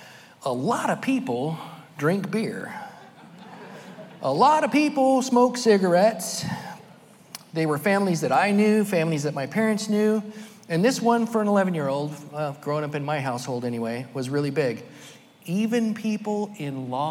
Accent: Merced, California, United States; also born or lived in Sacramento / Fresno; I was born in Merced, California, the youngest of five children

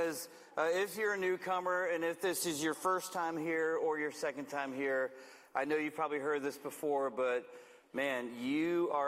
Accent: Manteca, California, United States; I'm from Manteca, way up the road, and I don't get a chance to get down here very often

